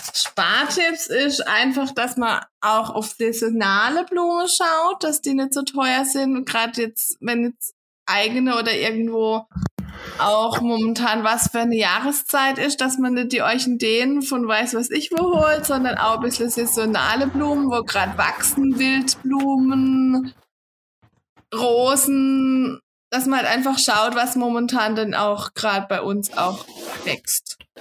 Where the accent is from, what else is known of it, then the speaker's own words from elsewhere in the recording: Kappel, between Offenburg and Freiburg, Baden-Württemberg, Germany; komme aus kappel Raum zwischen Offenburg und Freiburg.